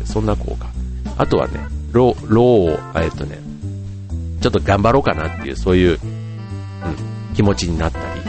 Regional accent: Funabashi, Chiba, Japan; 地元の船橋で、船っちという活動をやっています

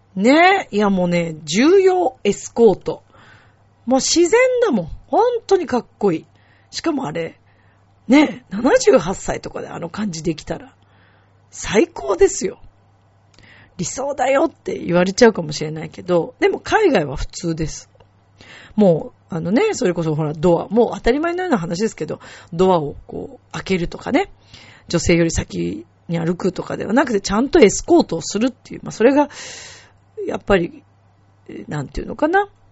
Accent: Japan; 自分が日本で生まれて日本人だからここにいます

